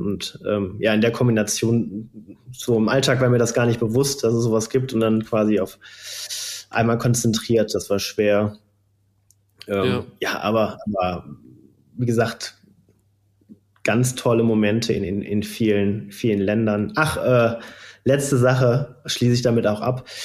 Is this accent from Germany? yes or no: yes; Geldern, North Rhine-Westphalia, Germany; Ich komme ja ganz aus der Nähe ähm, von Düsseldorf. In Geldern bin ich groß geworden